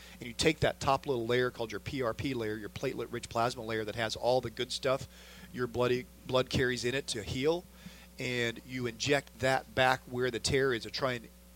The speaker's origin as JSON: {"language": "English", "region": "Southern Illinois", "country": "United States", "tie": "born or raised there", "said": "I grew up in Southern Illinois, not that far from Bloomington"}